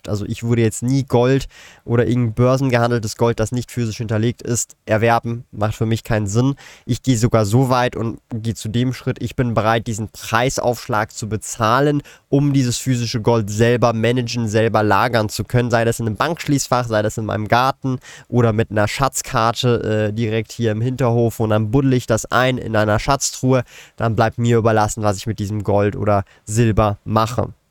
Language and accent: German; Switzerland